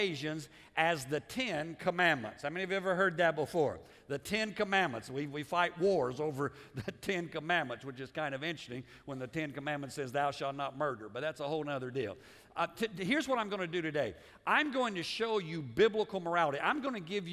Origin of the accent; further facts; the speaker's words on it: United States; as American